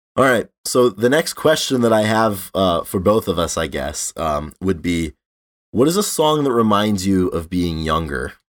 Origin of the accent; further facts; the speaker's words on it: North Providence, Rhode Island, United States; in North Providence, my hometown